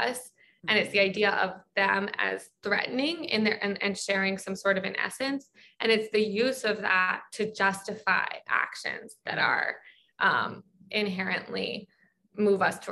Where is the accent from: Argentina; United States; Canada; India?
United States; Baltimore, Maryland; I'm from Baltimore